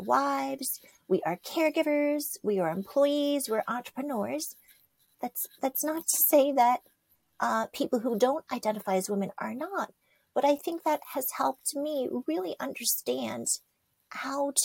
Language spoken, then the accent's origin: English; New York, United States; I was born in New York